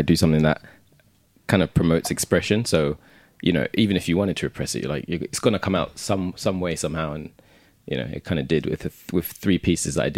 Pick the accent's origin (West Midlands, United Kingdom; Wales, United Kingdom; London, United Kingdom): London, United Kingdom; also born or lived in Hackney; I live in Hackney, mm-hmm. but I'm from Southeast London